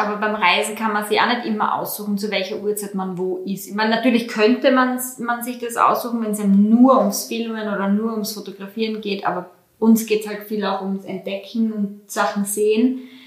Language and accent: German; Styria, Austria; bei uns in der Steiermark